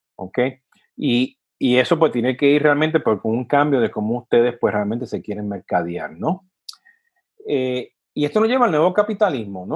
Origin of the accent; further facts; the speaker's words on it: Puerto Rico; de donde vengo yo, de Puerto Rico